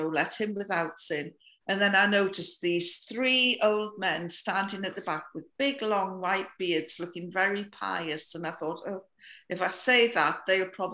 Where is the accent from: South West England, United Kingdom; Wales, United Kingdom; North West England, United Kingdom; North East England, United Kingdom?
North East England, United Kingdom; now in Scotland; I come from the north of England by the Scottish border. I live in Scotland now, but this is where I come from.